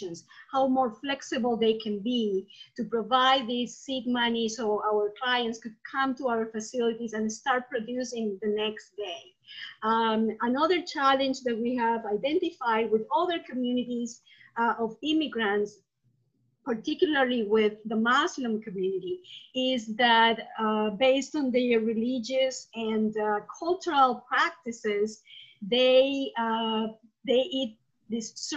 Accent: Peru; moved away as an adult; now in United States; I'm originally from Peru. I moved to the US not too long ago, 13 years ago

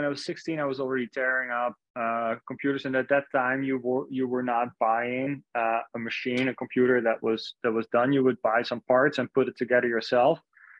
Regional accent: Netherlands; moved away as an adult; now in New York City, United States; I was born and raised in the Netherlands and stayed there until 2015. First 25, 30 years of my life have been all about this small little country in between Germany

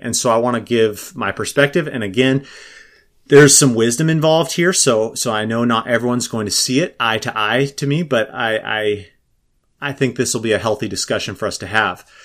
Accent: Minnesota, United States; I'm from Minnesota

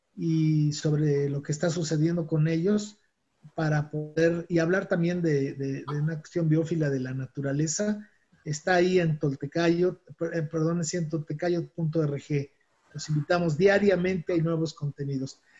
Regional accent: Mexico; mi país

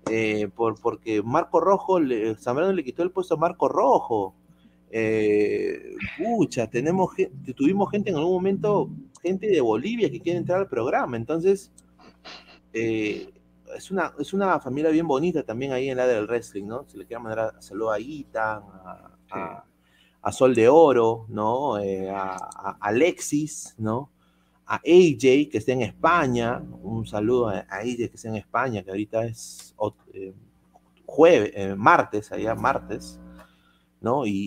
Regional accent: Peru; Pero en la, en del fútbol todos somos peruanos, pues, ¿no?

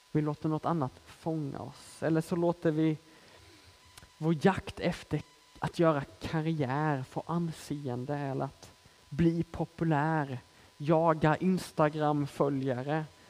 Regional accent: Småland, Sweden; moved away as an adult; now in Malmö, Sweden; hon hör att jag är smålänning i grunden och frågar hur kommer det sig att du bor i Malmö

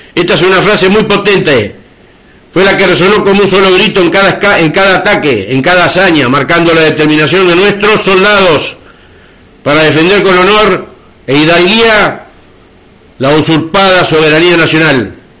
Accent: Argentina; como argentinos

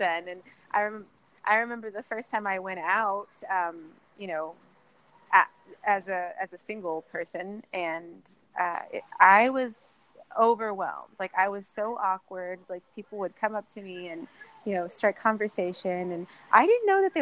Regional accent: San Antonio, Texas, United States; moved away as an adult; now in Austin, United States; I'm from San Antonio, and I've been coming up to Austin almost mm-hmm. all of my life

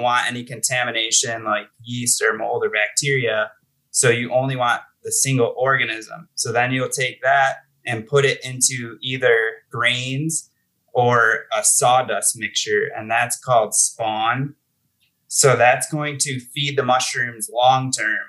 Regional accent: Buffalo, New York, United States; moved away as an adult; now in Colorado, United States; I'm originally from Buffalo, New York.

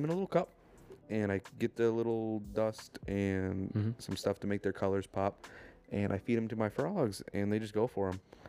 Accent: New York, United States; moved away; I'm from New York.

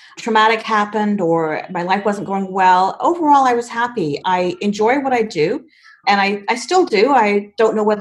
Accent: Canada; also born or lived in England; I was born in England, but I moved to Canada with my family when I was 4, hence the no British accent. So I've lived in Canada for most of my life, consider it my home.

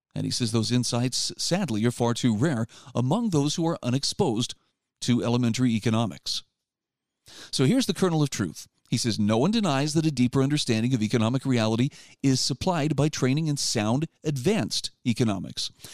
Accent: Utah, United States; my home state of Utah

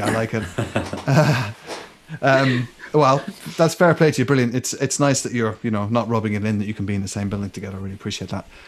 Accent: Ireland; growing up in Ireland

